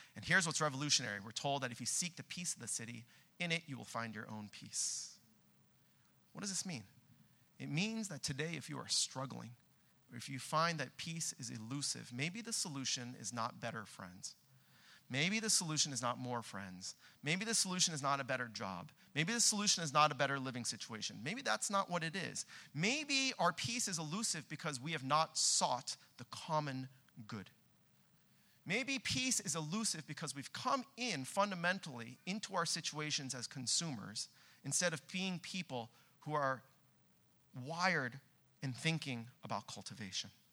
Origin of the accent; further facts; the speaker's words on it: Southern California, United States; now in Boston, United States; we're both from Southern California